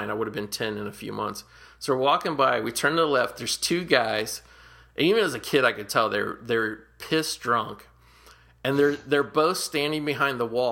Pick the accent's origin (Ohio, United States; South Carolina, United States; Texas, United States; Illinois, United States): Ohio, United States; Cincinnati; I grew up in Cincinnati, Ohio, on Prosperity Place